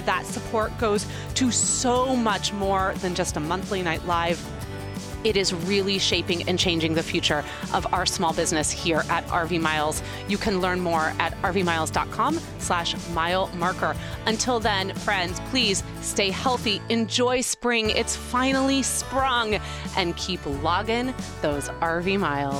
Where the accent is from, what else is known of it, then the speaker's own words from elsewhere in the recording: Kansas City, United States; moved away; also born or lived in Chicago, Illinois / Mississippi / Louisiana; I tend to say I was born and raised in Kansas City, but I call Chicago home because my babies were born in Chicago